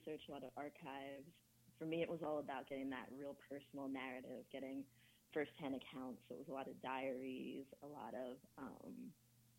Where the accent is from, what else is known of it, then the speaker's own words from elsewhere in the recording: United States; also born or lived in England / Ghana; I was born in England, grew up in America. My parents are from Ghana